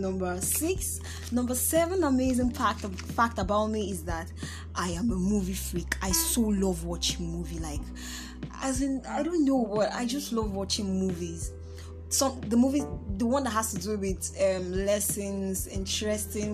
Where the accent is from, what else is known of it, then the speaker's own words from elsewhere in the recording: Nnewi, Anambra, Nigeria; I'm from Anambra State, Nnewi North